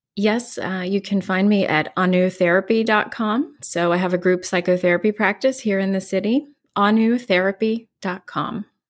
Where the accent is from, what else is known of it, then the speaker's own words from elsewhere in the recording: West Virginia, United States; moved away as an adult; now in New York City, United States; I'm originally from West Virginia